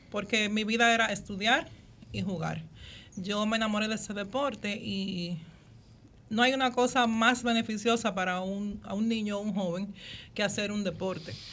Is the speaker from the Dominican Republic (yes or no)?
yes; Santo Domingo, Distrito Nacional, Dominican Republic; Villa, soy de, villana, como dicen popularmente.